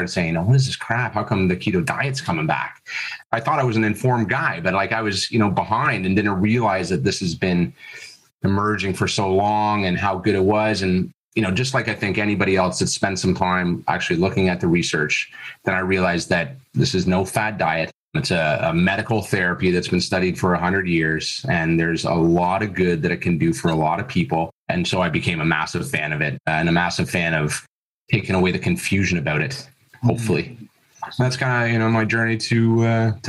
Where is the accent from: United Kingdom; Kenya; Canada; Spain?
Canada; Toronto area, Ontario; moved away as an adult; also born or lived in Florida, United States; now in Australia; I'm originally from Canada, Toronto area, moved to Florida